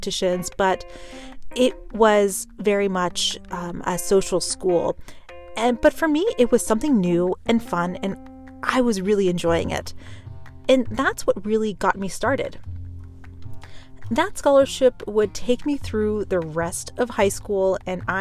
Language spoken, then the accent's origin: English; Pittsburgh, Pennsylvania, United States; I'm originally from Pittsburgh, Pennsylvania.